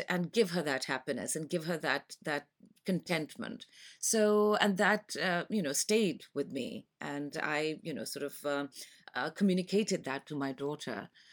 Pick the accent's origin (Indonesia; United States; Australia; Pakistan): Pakistan; moved away as an adult; now in London, United Kingdom; I am from Pakistan. and, uh, I have been in London for the past twenty-five years.